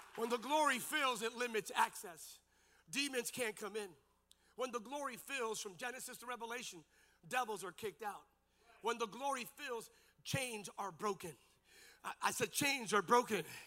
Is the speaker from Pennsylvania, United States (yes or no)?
yes; Lehigh Valley, Bethlehem, Allentown, Easton area, Pennsylvania, United States; I grew up in the Lehigh Valley, Bethlehem, Allentown, Easton area